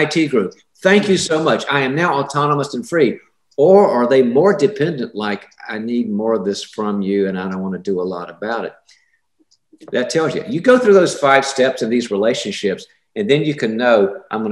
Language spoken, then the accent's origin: English; the South, United States; I'm from the South